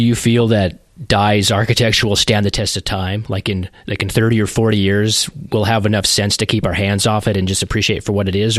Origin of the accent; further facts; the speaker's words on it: Colorado, United States; moved away as an adult; now in Southeastern United States; I grew up in Colorado